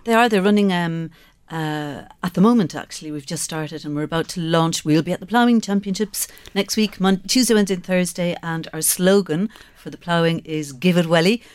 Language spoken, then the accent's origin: English; Skibbereen, Munster, Ireland; I grew up in Skibbereen.